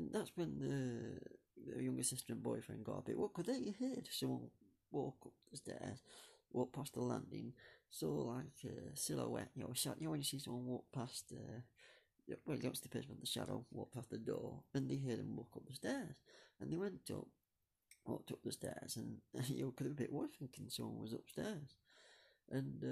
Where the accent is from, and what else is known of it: Buxton, East Midlands, United Kingdom; born or raised there